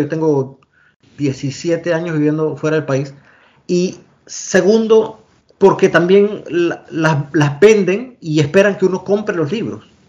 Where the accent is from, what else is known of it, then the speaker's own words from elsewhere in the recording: La Villa de Los Santos, Los Santos, Panama; moved away as an adult; also born or lived in Panama City, Panama / Boston, United States; now in Australia; nací y crecí en Panamá, soy panameño